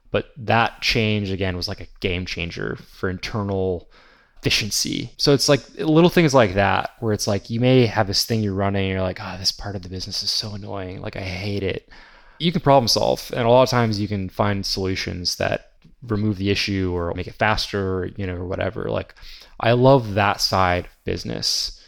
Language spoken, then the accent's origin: English; Texas, United States; I live in Texas, but there's this area about 3 hours away called Broken Bow. And growing up in Texas, I thought everything was flat here for the next like 8 hours